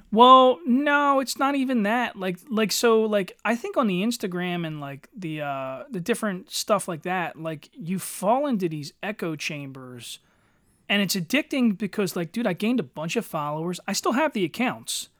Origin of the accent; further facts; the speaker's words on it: Eddystone, Pennsylvania, United States; in the nineties, living in Eddystone